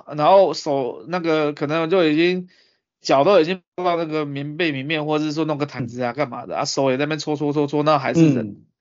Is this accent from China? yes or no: no; Taipei, Taiwan; now in Japan; 我台北人啊